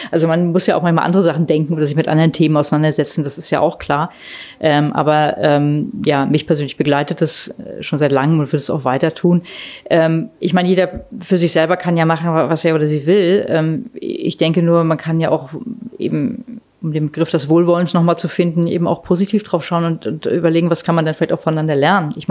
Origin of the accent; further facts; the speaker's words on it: East Germany, Germany; Also wir könnten ja auch als Ostdeutsche sagen, was haben wir für Glück gehabt, ja, dass es den Westen gab